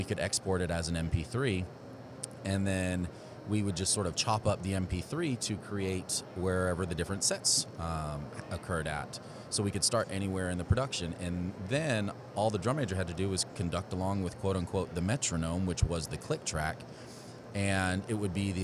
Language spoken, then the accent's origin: English; Houston, Texas, United States; growing up in the Houston area, going to Westfield High School and then the University of Houston